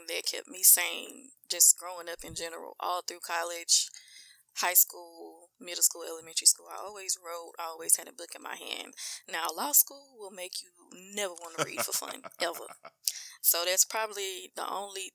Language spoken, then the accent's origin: English; Mansfield, Louisiana, United States; we really from Mansfield